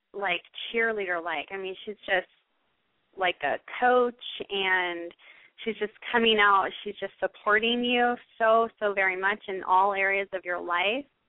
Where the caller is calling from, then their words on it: New York, United States; I'm calling from New York.